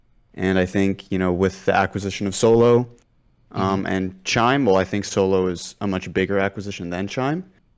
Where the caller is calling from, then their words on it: San Antonio, Texas, United States; San Antonio, Texas.